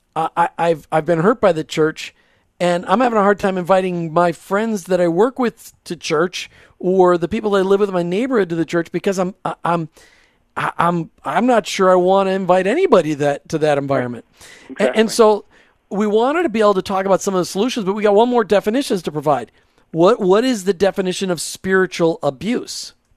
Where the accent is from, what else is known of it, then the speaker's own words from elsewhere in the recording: Burnsville, Minnesota, United States; I grew up in Burnsville